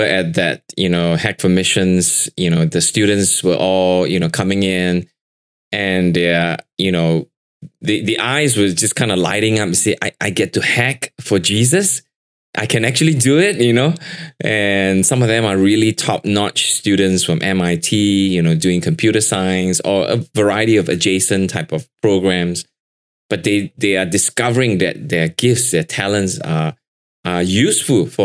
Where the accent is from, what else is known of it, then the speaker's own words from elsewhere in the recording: Singapore; I live in Singapore. I'm a Singaporean